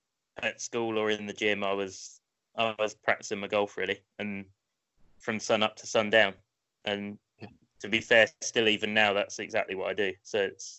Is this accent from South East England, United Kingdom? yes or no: yes; Portsmouth, South East England, United Kingdom; I grew up just outside of Portsmouth